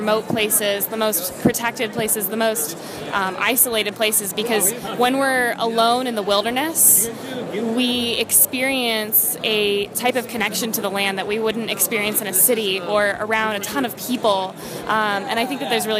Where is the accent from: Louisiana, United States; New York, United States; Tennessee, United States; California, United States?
New York, United States; Lake George; So I grew up on Lake George in the Adirondacks in New York.